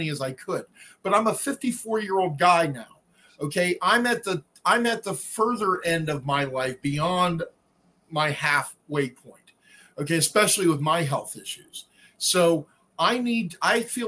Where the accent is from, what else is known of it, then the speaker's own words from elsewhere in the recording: California, United States; moved away as an adult; also born or lived in San Francisco; now in Pittsburgh, United States; From California, which is where I'm from originally